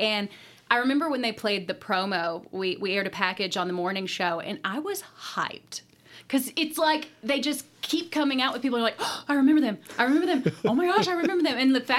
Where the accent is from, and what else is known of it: Kentucky, United States; born or raised there; accent: country